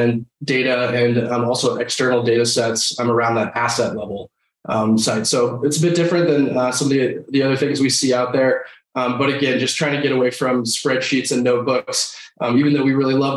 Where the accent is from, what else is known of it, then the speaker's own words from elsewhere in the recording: Denver, Colorado, United States; I grew up here in Denver, Colorado. So I'm one of the last few remaining natives here